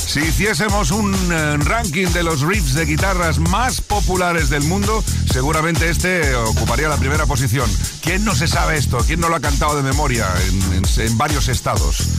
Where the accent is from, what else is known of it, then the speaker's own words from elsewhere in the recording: Valencia, Valencian Community, Spain; now in New York, United States; de Valencia, pero te escucho desde New York.